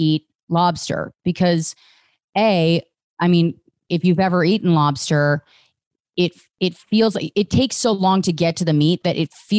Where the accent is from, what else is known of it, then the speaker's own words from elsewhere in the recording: Virginia, United States; I grew up in right outside of D.C.